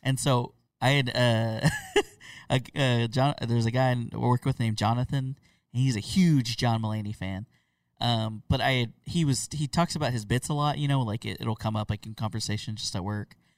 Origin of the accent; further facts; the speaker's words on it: Oklahoma, United States; I'm from Oklahoma